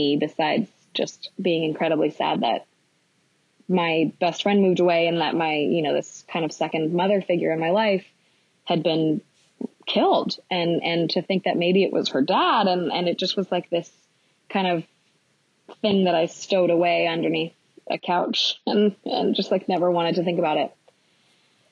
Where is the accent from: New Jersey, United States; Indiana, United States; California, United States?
California, United States; Los Angeles; also born or lived in New York; now in Portland, United States; growing up in Los Angeles